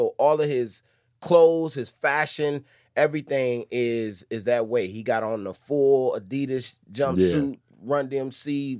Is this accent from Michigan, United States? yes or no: yes; Detroit, Michigan, United States; also born or lived in Los Angeles; probably... I moved to Detroit from L.A. when I was 6.